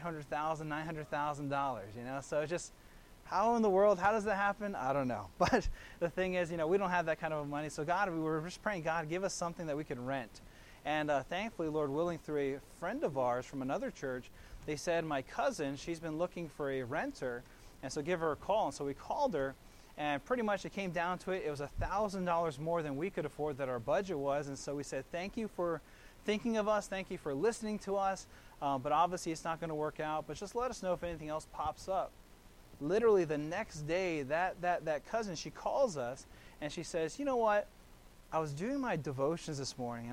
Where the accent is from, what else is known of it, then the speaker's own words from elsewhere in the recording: Kailua, Hawaii, United States; They're in Hawaii on the island of Oahu, really to my hometown of Kailua